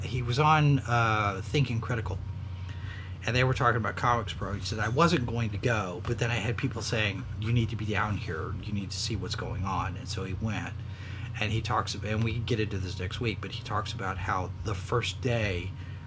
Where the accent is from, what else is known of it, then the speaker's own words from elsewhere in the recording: Texas, United States; I'm from Texas